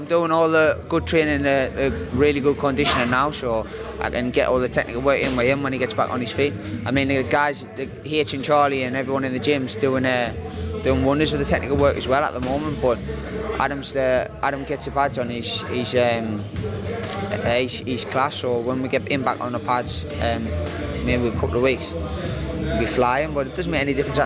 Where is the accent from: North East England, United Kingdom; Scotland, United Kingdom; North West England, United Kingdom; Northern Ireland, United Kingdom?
North East England, United Kingdom; Sunderland